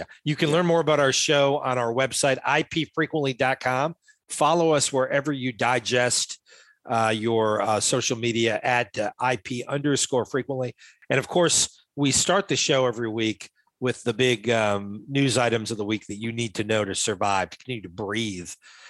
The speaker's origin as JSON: {"language": "English", "region": "Rhode Island", "country": "United States", "said": "So I'm from Rhode Island, obviously."}